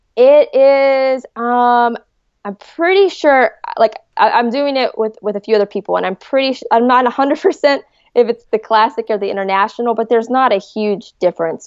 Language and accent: English; Hurricane, West Virginia, United States; also born or lived in Charleston, West Virginia; I was born in Charleston, West Virginia. So, you know, just always been, always been East Coast. But no, I, I, I loved West Virginia. It was a great state to grow up